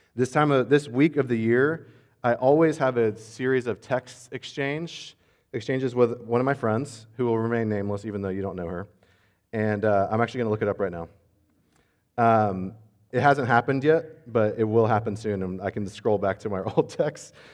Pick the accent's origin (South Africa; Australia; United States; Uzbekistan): United States; As an American